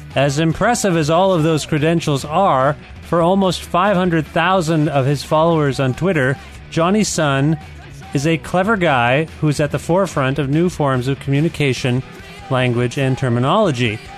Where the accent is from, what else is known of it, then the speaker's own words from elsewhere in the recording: Cambridge, Ontario, Canada; I was raised in Cambridge, Ontario.